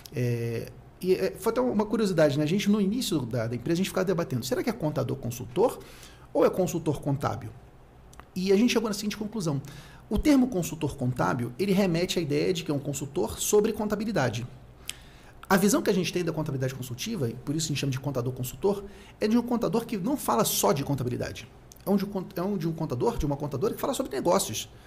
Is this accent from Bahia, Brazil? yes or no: no; Rio de Janeiro, Brazil; eu sou do Rio de Janeiro, nasci no Rio